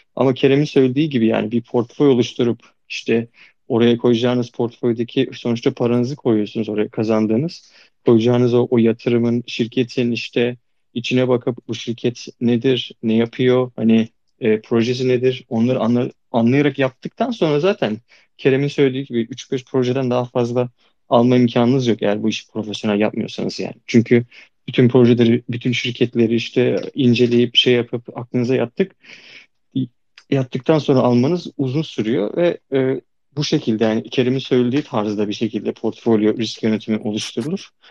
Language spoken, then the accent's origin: Turkish; Çanakkale, Turkey; Çanakkale'liyim ben.